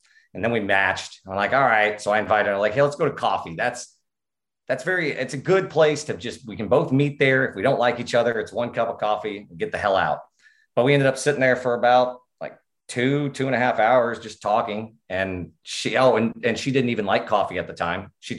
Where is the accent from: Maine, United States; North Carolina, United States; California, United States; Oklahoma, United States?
Oklahoma, United States; I am from Oklahoma